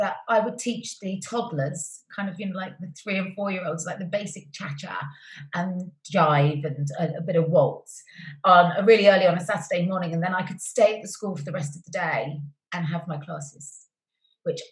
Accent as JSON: {"language": "English", "town": "Cheltenham", "region": "South West England", "country": "United Kingdom", "tie": "born or raised there", "said": "I was born and raised in Cheltenham"}